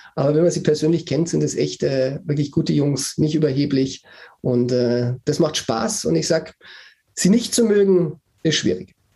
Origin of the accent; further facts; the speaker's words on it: Bavaria, Germany; ich bin geborener Bayer